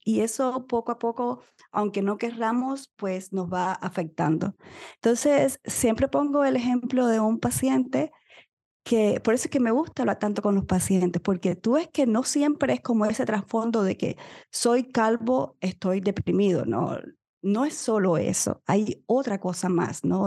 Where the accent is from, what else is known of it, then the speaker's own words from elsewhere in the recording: Cuba; moved away; soy médico cubana viviendo en otro país